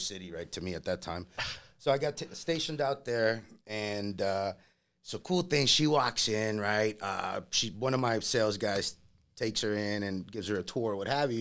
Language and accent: English; Laredo, Texas, United States; English is a second language; moved away as an adult; also born or lived in Monterrey, Mexico; now in Las Vegas, United States; I grew up in Laredo, Texas